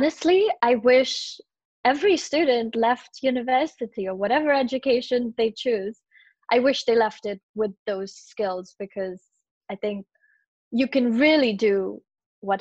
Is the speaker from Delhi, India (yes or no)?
no; Mumbai, Maharashtra, India; moved away; I grew up in Bombay